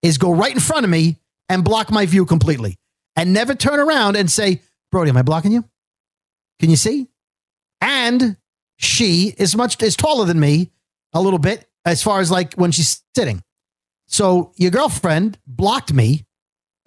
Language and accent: English; New York City, New York, United States; Born in Bensonhurst